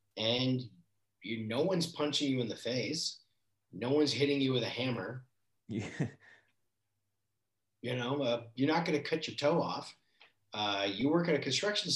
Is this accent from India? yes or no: no; Canada; moved away as an adult; now in Los Angeles, United States; I was raised in Canada